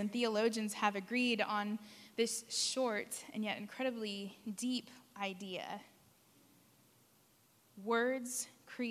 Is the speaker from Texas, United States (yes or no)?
yes; San Antonio, Texas, United States; where I grew up in San Antonio